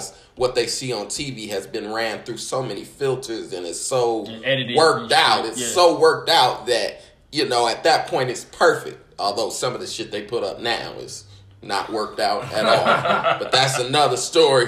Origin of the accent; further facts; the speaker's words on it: Indiana, United States; I'm from Indiana